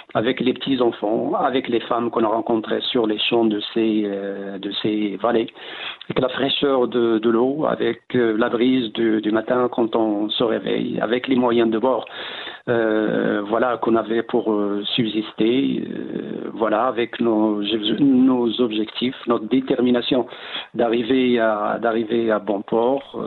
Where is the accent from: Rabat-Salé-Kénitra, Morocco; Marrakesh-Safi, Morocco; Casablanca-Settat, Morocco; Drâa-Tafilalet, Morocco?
Drâa-Tafilalet, Morocco; Tinghir; dans mon village natal, la Tinrer. Donc, on a est situé entre deux massifs, l'anti-Atlas d'un côté et le haut Atlas.